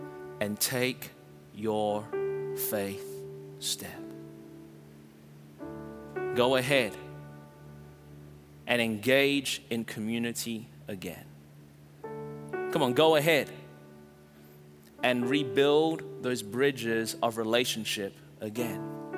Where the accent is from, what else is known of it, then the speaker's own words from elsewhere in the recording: Melbourne, Victoria, Australia; now in Anderson, United States; We moved from Melbourne, Australia to Anderson, South Carolina, and immediately we felt the fear wash over us as we landed and started trying to make a life, and it was challenging.